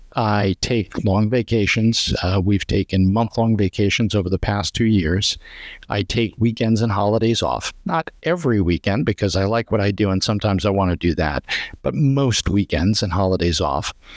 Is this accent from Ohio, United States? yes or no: no; Long Island, New York, United States; moved away as an adult; now in Florida, United States; I grew up on Long Island and moved to Florida about thirty years ago